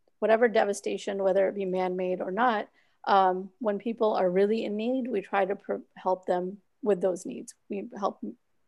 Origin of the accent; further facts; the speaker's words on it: Orlando, Florida, United States; also born or lived in Pakistan / Pennsylvania / Virginia; I was born in Pakistan. I came here when I was about 3 years old. And then we used to live up north, Pennsylvania, Virginia. And then when I was 8, I moved to Orlando. And I've lived here since then